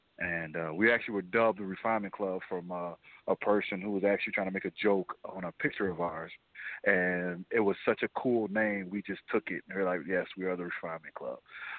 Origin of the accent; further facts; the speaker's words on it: Chicago, Illinois, United States; I was born and raised on the South Side of Chicago in a neighborhood called Bronzeville.